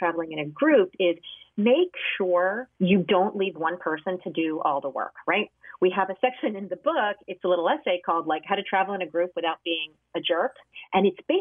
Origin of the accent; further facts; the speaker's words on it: New Jersey, United States; I grew up in New Jersey